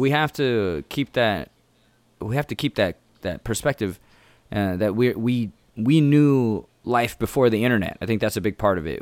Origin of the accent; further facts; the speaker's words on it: Indiana, United States; first language English; now in Chicago, United States; I'm from here